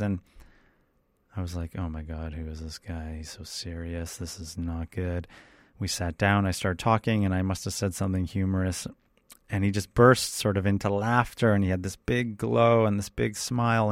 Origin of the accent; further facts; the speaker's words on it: Canada; I come from Canada.